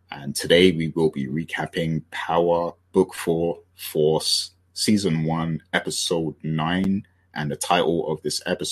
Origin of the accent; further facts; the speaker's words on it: United Kingdom; I'm British